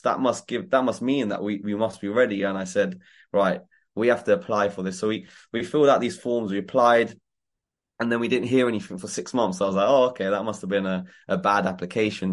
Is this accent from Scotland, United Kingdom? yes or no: no; Croydon, London, United Kingdom; growing up in Croydon gave me the hunger